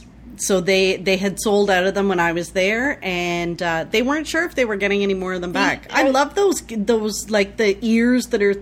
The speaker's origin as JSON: {"language": "English", "country": "Canada"}